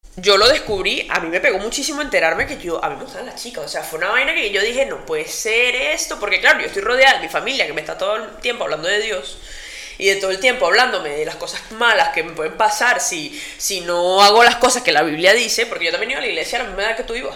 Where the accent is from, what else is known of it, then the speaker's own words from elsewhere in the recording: Venezuela; moved away as an adult; now in Spain; cuando salí de Venezuela